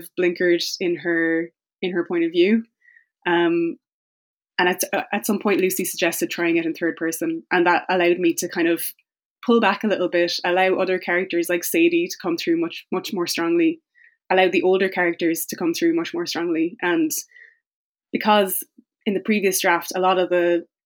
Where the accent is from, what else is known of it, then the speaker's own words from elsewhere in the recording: Tipperary, Munster, Ireland; I grew up in the Midlands. I grew up in Tipperary